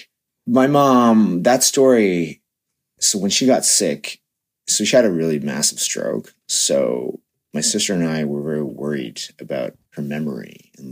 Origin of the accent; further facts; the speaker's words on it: Toronto, Ontario, Canada; I was born in Toronto when they came here in 84